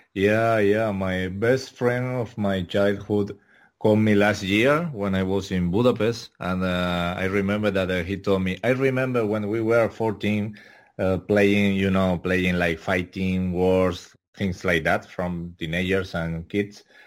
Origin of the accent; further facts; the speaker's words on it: Tenerife, Canary Islands, Spain; English is a second language; I'm from Tenerife, Ireland, in Canary Islands, Spain